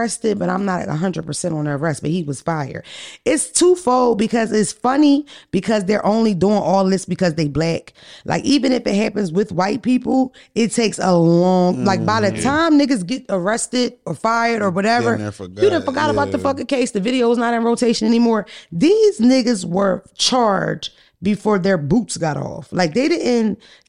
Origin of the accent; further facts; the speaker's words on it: Baltimore, Maryland, United States; I'm from the West Side. I got to say I'm from over West.